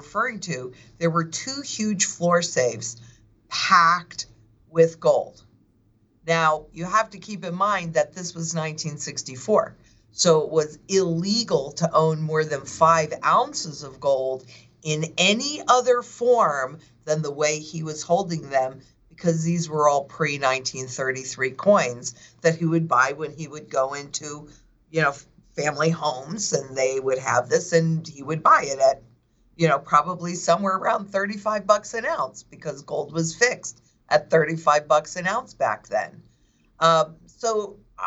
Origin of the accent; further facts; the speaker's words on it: Kingston, New York, United States; moved away; that's my hometown, is Kingston